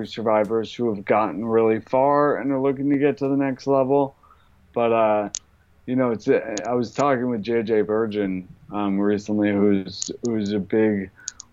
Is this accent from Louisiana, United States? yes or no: no; Boulder, Colorado, United States; moved away; also born or lived in New York; I grew up in Boulder, Colorado